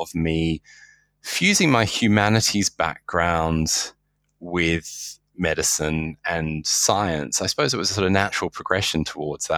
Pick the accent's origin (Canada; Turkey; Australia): Australia; moved away as an adult; also born or lived in United Kingdom; now in London, United Kingdom; I was born and raised in Australia and moved to the UK about 12 years ago.